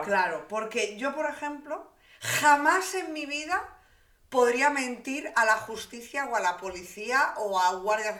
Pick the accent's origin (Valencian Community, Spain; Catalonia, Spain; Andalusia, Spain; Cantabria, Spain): Cantabria, Spain; Santander; yo vivía en una burbujita un poco pues de Santander, de pueblerina